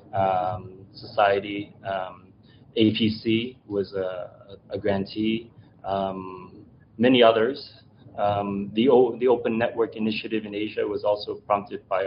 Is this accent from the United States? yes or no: no; Canada; as a child growing up in Canada